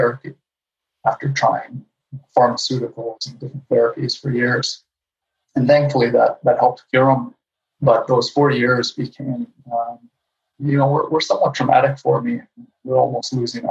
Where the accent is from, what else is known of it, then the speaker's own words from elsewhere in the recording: Winnipeg, Manitoba, Canada; now in Vancouver Island, Canada; I grew up in Winnipeg, Manitoba, so I'm a son of the prairies in Canada